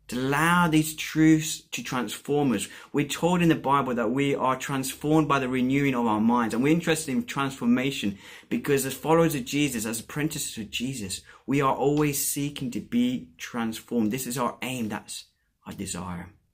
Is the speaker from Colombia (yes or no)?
yes; Colombia; moved away; I was born and brought up in Colombia